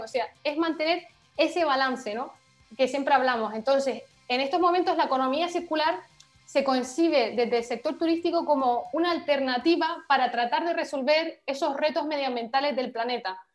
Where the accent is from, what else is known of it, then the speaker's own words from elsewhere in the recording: Canary Islands, Spain; moved away as an adult; now in Paris, France; Somos políticamente españolas, por lo tanto pertenecemos a la Unión Europea, pero geográficamente eh, africanas